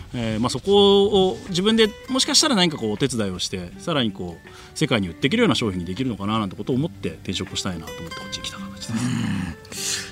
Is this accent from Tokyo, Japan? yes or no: yes; Tokyo, Japan; moved away as an adult; now in Hakuba, Japan; 東京生まれ東京育ちで